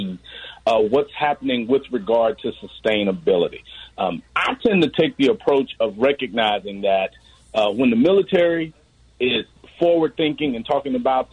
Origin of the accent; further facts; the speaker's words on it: Memphis, Tennessee, United States; I'm from Memphis, Tennessee